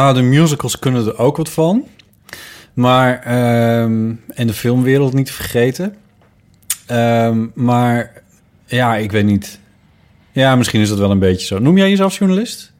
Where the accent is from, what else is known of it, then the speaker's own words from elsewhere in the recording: near Sneek, Friesland, Netherlands; uit Friesland. waar ik vandaan kom, ergens in de buurt van Sneek